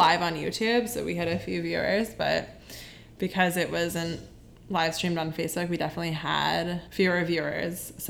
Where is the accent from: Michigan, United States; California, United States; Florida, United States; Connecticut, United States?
Connecticut, United States; moved away as an adult; now in New York City, United States; Growing up in Connecticut